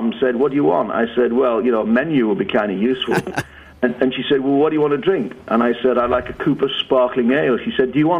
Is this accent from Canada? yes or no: no; England, United Kingdom; accent: northern British; moved away as an adult; now in United States; I was born in England